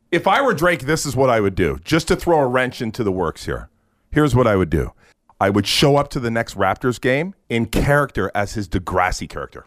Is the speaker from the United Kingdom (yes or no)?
yes; England, United Kingdom; now in Canada; I am English